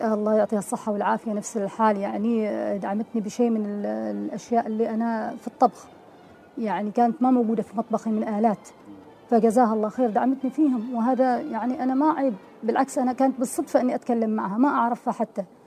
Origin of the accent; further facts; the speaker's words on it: Oman; افتح المطعم في عمان نعم. بلدي